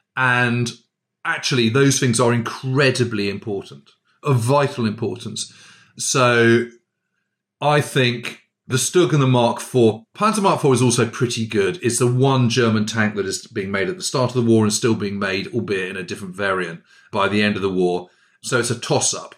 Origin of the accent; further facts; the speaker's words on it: United Kingdom; I'm a Brit